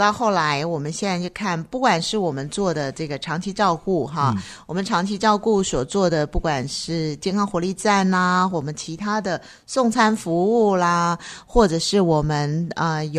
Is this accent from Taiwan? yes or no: yes; Taipei, Taiwan; 因为说实在，我从台北过来，